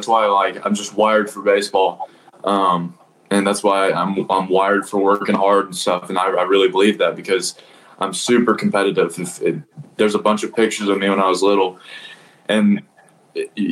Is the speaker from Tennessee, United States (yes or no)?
yes; Nashville, Tennessee, United States; I kind of played locally around here in Nashville